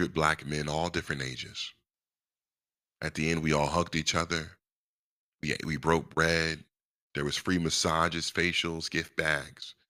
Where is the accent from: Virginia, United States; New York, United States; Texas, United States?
Virginia, United States; I was born in Virginia, love being from Virginia